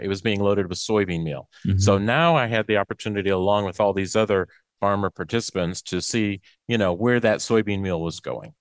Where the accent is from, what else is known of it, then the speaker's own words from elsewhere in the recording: Macon, Mississippi, United States; I'm from Macon, Mississippi, okay. uh, East Central